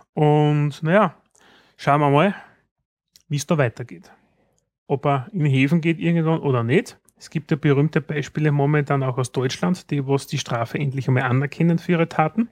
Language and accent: German; Austria; bei uns in Österreich